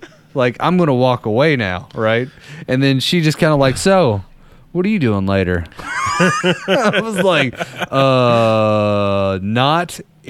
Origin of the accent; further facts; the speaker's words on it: Danville, Kentucky, United States; I'm from Danville, which is in the middle of Boyle County, in the middle of Kentucky.